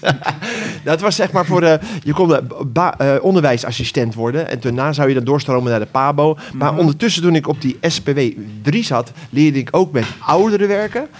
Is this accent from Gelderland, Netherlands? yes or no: no; Ter Aar, South Holland, Netherlands; Ik kom uit Ter Aar